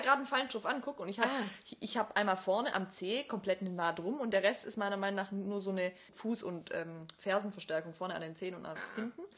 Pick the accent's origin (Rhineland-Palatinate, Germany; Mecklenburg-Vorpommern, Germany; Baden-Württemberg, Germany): Baden-Württemberg, Germany; Obersontheim; als ich als kleines Kind in Obersondheim